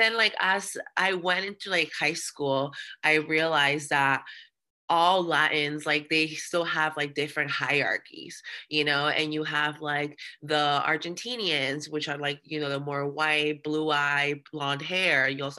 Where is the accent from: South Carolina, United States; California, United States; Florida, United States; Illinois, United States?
Florida, United States; Miami; born or raised there; English is a second language; moved away as an adult; also born or lived in Peru; now in Boston, United States